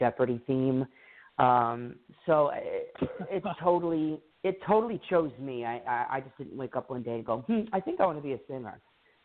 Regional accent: Rhode Island, United States; I grew up in Rhode Island, 30 minutes south of the capital, which is Providence

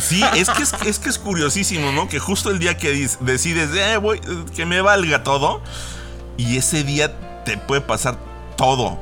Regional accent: Mexico; como mexicanos

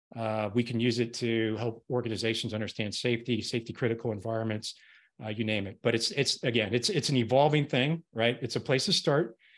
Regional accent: Colorado, United States; I grew up in Colorado, went to the University of Colorado

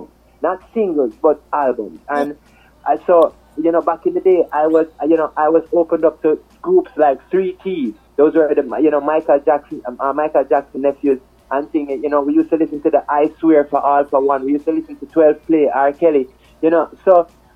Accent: Jamaica; I'm Jamaican

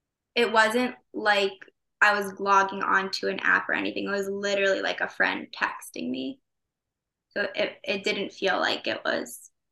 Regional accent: Chicago, Illinois, United States; moved away as an adult; now in New York, United States; I'm from Chicago. I moved to New York for college and stayed.

